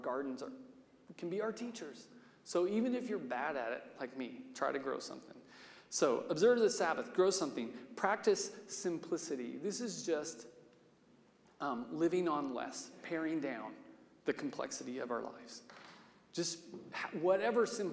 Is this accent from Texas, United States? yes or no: no; Salina, Kansas, United States; I grew up in Salina with Wes Jackson in the conservation center he built there